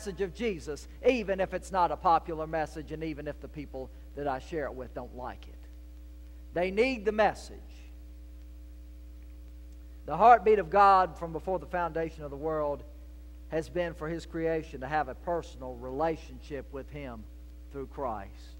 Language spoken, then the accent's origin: English; Portsmouth, Virginia, United States; moved away as an adult; also born or lived in North Carolina / Georgia; now in South Carolina, United States; I was the boy born and raised in Portsmouth, Virginia